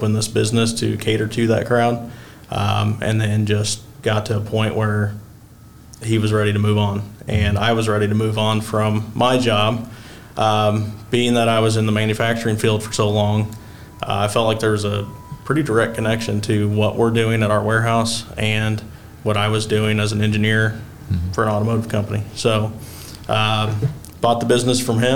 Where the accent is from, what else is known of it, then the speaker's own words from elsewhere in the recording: Marion, Illinois, United States; I grew up in Marion, graduated from Marion, joined the Army not too long after graduating high school